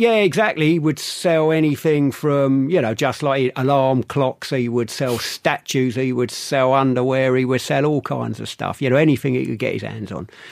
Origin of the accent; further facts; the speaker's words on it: London, United Kingdom; I grew up in London